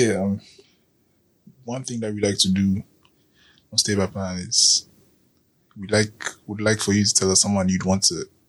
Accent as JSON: {"language": "English", "country": "Ghana", "said": "he meets me as a Ghanaian man"}